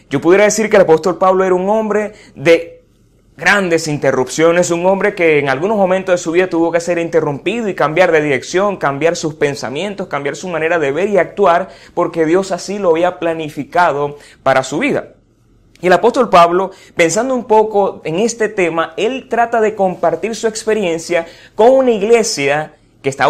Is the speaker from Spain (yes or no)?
no; Venezuela; una cantidad de situaciones que como venezolanos vivimos a diario y nos caracterizamos de alguna forma